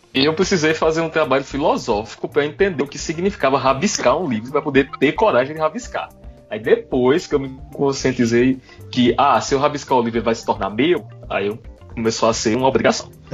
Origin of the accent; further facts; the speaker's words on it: Paraíba, Brazil; sou paraibano